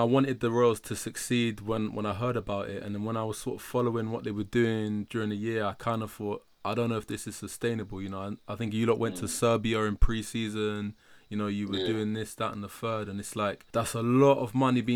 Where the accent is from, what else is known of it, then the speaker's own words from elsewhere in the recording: London, United Kingdom; also born or lived in Newcastle; I'm from North, man. I live in Barnet